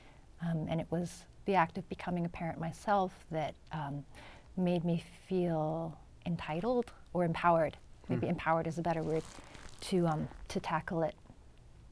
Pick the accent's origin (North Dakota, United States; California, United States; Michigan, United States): California, United States; San Diego; first language English; moved away as an adult; also born or lived in New York; the orange building that I grew up in San Diego